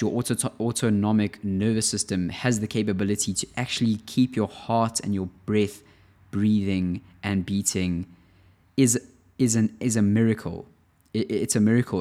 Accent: South Africa; now in Amsterdam, Netherlands; I'm living in Europe at the moment, in Amsterdam, and I'm from South Africa

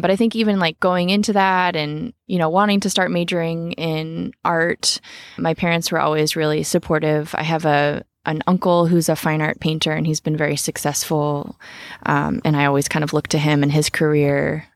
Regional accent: Sebastopol, California, United States; I grew up in Sebastopol in an apple orchard

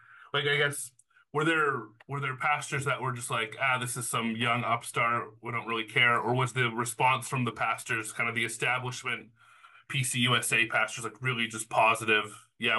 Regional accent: Canada; being Canadian next to America

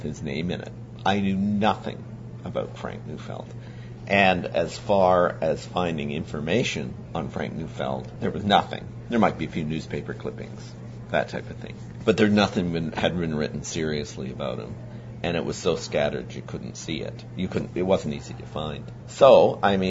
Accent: Canada

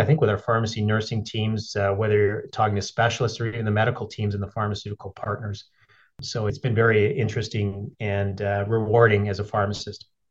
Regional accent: Edmonton, Alberta, Canada; moved away; also born or lived in Yellowknife; I grew up in Edmonton

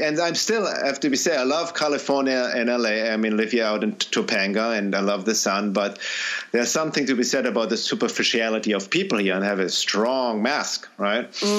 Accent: Germany; now in United States; And when I first came from the U.S., from Germany to the U.S., 23 years ago, and people are greeting me, hey, how are you?

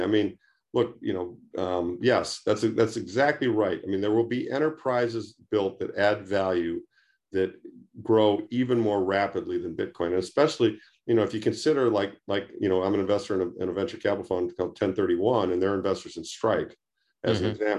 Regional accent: Detroit, Michigan, United States; I mean, I grew up outside Detroit in the 50s and 60s.

